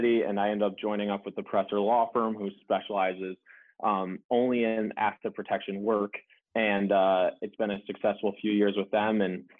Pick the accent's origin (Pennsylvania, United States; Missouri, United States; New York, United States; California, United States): New York, United States; Buffalo; moved away as an adult; also born or lived in Virginia / Miami, Florida; now in Delray Beach, United States; I grew up outside of Buffalo, New York, actually. So cold winters up there.